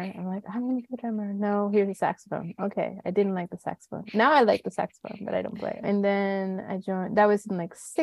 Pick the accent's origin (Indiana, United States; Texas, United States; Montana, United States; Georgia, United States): Georgia, United States; Atlanta; also born or lived in San Juan, Puerto Rico; now in Brooklyn, New York, United States; I grew up primarily in Atlanta, Georgia. So I'm a Georgia Rican there